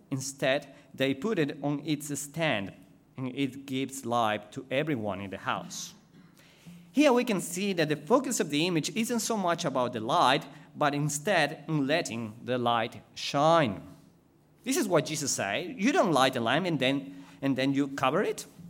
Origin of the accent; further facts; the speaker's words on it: Ecuador; English is a second language; moved away as an adult; now in Australia; I was going to go back to Ecuador